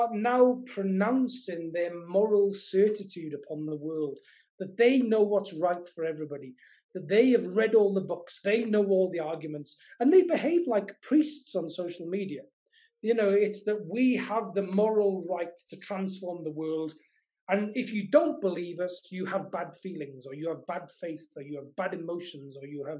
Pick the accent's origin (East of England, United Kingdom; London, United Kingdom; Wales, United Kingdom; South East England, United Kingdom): Wales, United Kingdom; Welsh mining valleys; I grew up in the Welsh mining valleys